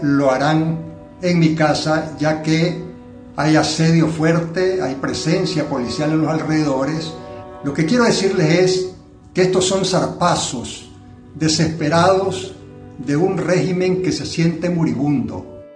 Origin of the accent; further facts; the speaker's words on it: Nicaragua; soy nicaragüense y periodista